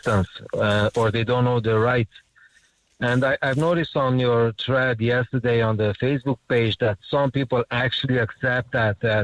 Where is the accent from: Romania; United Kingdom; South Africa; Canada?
Romania; now in Ireland; I'm from the Romanian community